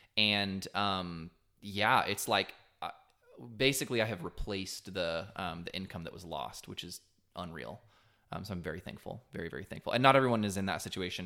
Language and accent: English; Texas coast, United States; I grew up on the Texas coast